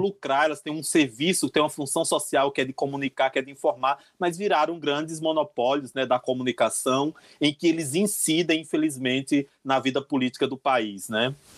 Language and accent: Portuguese; Pernambuco, Brazil; moved away as an adult; also born or lived in Caruaru / São Paulo; now in Brasília, Brazil; Eu sou uma drag queen que mora aqui em Brasília, né? Aqui foi onde eu me fiz enquanto artista drag queen, mas de origem sou pernambucana